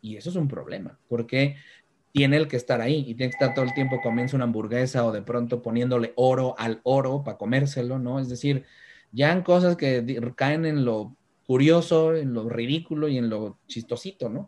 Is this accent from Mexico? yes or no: yes; Mexico; Como mexicano